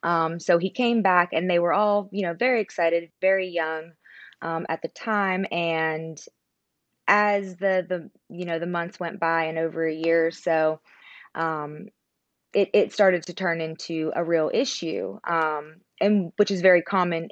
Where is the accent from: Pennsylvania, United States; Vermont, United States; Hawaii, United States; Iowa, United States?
Pennsylvania, United States; also born or lived in Connecticut / Orlando; now in Georgia, United States; But also, I always say that I'm from Pennsylvania. It's a little small town in Pennsylvania, a little bit north of the West Virginia border. But I also moved around from Connecticut all the way down to Orlando.